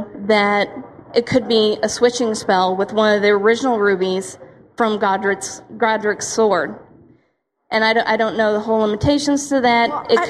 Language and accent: English; Florissant, Missouri, United States; I'm from Florissant.